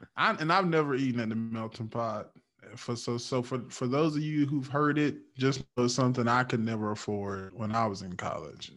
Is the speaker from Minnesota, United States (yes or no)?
no; Eastern North Carolina, United States; I'm from Eastern North Carolina.